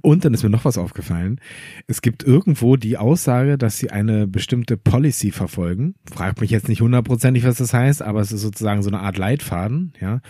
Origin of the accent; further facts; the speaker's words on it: Berlin, Germany; ich bin aus Berlin